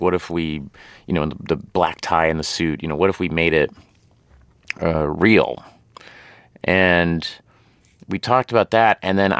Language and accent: English; Tulsa, Oklahoma, United States; It was essentially me playing someone I grew up with in Tulsa, Oklahoma.